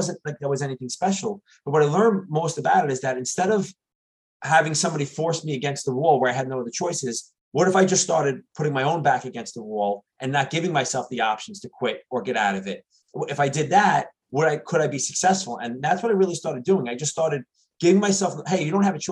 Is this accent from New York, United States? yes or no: yes; New York City, New York, United States; now in New Jersey, United States; I grew up in New York City.